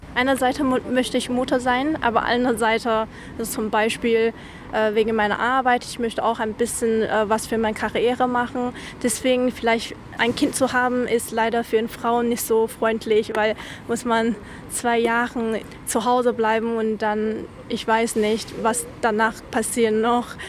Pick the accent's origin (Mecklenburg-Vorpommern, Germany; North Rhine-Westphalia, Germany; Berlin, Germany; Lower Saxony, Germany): North Rhine-Westphalia, Germany; Aachen; ich komme ursprünglich aus Aachen